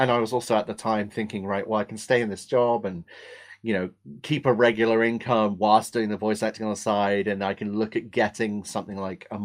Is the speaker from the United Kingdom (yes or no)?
yes; England, United Kingdom; accent: Australian; also born or lived in Australia; I was born in England